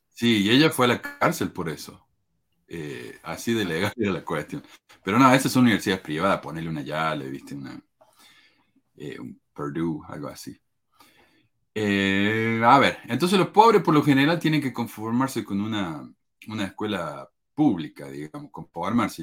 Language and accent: Spanish; Argentina; moved away as an adult; yo vine de Argentina y no tenía ni siquiera mi, certificado de graduación del secundario conmigo